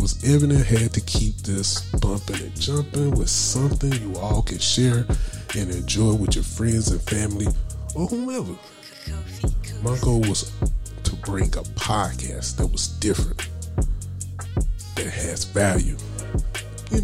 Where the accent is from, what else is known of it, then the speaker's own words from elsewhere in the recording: Anderson, South Carolina, United States; my hometown, also of Anderson, South Carolina